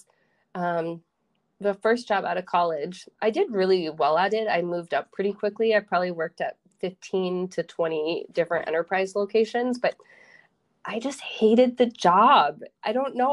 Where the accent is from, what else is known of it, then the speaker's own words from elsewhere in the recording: Minnesota, United States; also born or lived in Iowa / Austin, Texas; now in Rochester, United States; I wanted to move back home, but I didn't want to go to my hometown, and Rochester has a lot of opportunity